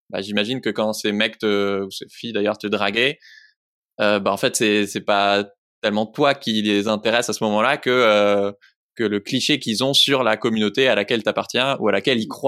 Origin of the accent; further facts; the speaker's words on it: Grenoble, Auvergne-Rhône-Alpes, France; je suis de Grenoble, je suis française